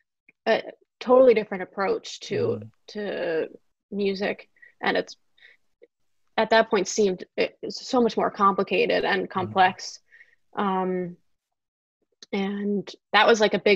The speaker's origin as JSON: {"language": "English", "town": "New York City", "region": "New York", "country": "United States", "tie": "born or raised there", "said": "I came from South Brooklyn, taking the train all the way up to 67th Street"}